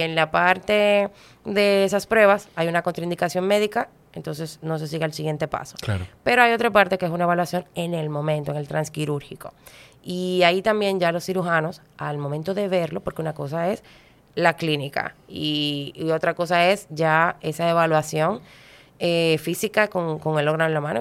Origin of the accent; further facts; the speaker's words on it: Dominican Republic; en mi país